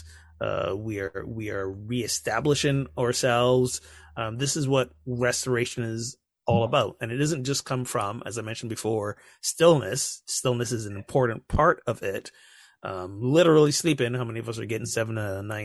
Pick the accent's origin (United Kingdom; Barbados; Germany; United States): Barbados; moved away; I grew up in the Caribbean, Barbados, to be exact